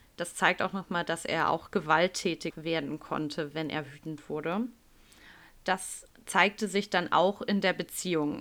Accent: Hamburg, Germany; bei uns in Hamburg

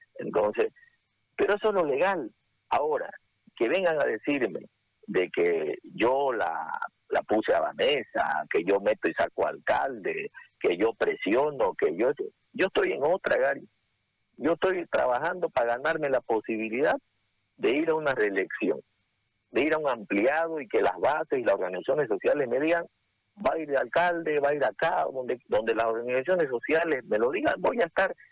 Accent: Santa Cruz, Bolivia; Soy camba, soy cruceño igual que ustedes.

